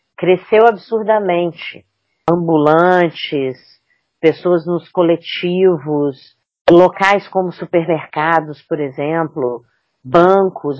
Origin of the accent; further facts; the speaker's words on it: Espírito Santo, Brazil; eu sou nascida e criada no Espírito Santo